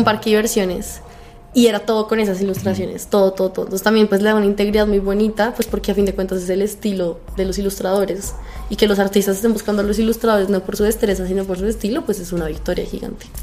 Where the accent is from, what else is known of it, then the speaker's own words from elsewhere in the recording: Colombia; yo soy de Colombia